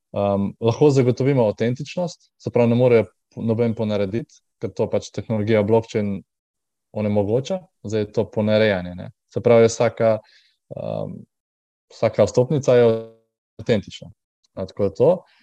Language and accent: Slovenian; Trbovlje, Slovenia; moved away as an adult; also born or lived in Škofja Loka area, Slovenia / Primorska, Slovenia; prihajam tako, iz, iz Trbove, uh, kjer pač ne, ne živim um, od 18 let